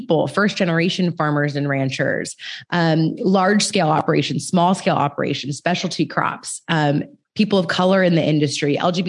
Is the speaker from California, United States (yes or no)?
yes; California, United States; California is my home state